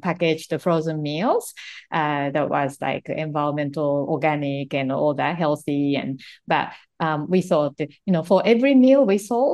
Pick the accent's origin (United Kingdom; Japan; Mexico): Japan; English is a second language; moved away as an adult; when I was growing up in Japan